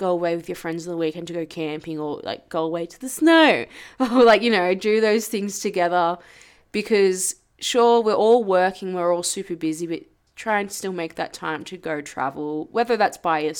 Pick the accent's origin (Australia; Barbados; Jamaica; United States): Jamaica; So we are from Jamaica.